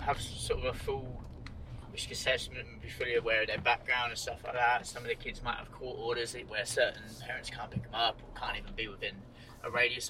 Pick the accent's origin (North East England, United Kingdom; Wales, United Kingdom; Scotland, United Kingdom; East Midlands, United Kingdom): East Midlands, United Kingdom; Northampton; moved away as an adult; also born or lived in Melbourne, Australia; now in Sydney, Australia; Northampton, which is like East Midlands, about an hour north of London.